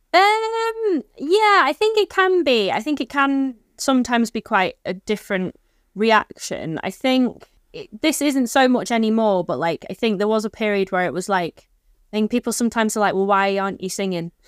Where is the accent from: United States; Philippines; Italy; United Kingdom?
United Kingdom; Stockport, North West England; I grew up in Stockport